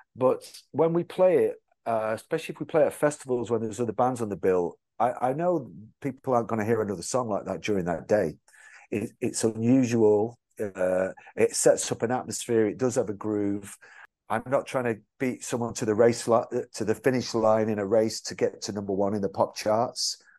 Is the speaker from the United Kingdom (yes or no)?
yes; England, United Kingdom; I'm from England